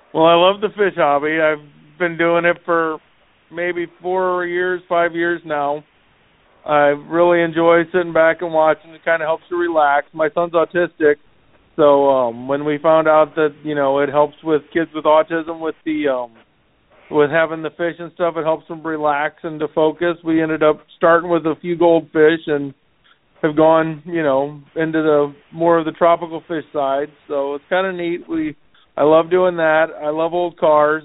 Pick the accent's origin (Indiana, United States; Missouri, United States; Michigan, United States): Missouri, United States; St. Louis; I'm from St. Louis